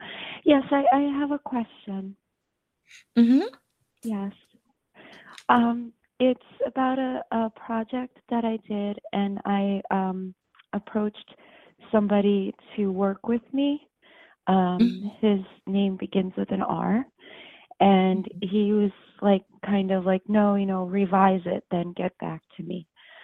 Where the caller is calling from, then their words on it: Westchester, upstate New York, United States; I'm calling from New York.